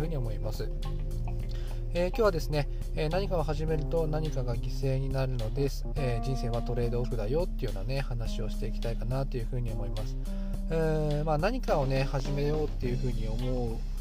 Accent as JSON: {"language": "Japanese", "region": "Hokkaido", "country": "Japan", "tie": "born or raised there", "also_born_or_lived": "Tokyo", "moved": "as an adult", "said": "私は北海道の田舎者で、えー、東京でパワハラをされまして廃人になりました、えうつ病を発症しまして、えー、ふるさとの北海道に U ターンしました"}